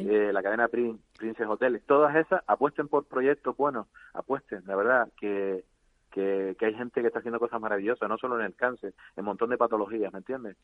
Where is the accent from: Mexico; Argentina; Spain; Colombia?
Spain; Canary Islands; accent: Canarian; los canarios somos muy especiales